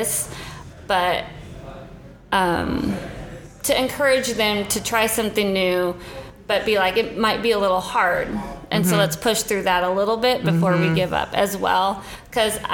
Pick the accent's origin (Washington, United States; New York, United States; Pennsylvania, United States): Washington, United States; Spokane; moved away as an adult; now in Nashville, United States; I grew up in Spokane, Washington, and about, gosh, I want to say 18 years ago, I moved to Nashville